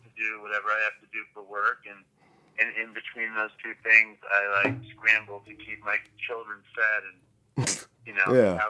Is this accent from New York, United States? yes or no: yes; New York, United States; moved away as an adult; also born or lived in Florida / Los Angeles; I grew up in New York and I've lived in New York my whole life. And I left New York when I was, I want to say 30 or something, 31